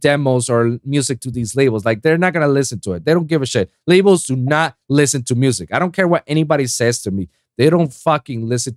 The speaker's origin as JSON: {"language": "English", "country": "Puerto Rico", "tie": "born or raised there", "second_language": "English", "moved": "as an adult", "lives_now": "South Florida, United States", "said": "I just moved down from my hometown, Puerto Rico"}